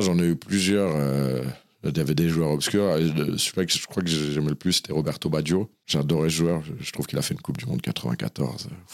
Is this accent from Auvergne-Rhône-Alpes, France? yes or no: no; Saint-Cyr-l'École, Île-de-France, France; also born or lived in Sèvres; J'ai grandi de manière générale dans le 78 et plus particulièrement à un moment à Saint-Cyr-l'École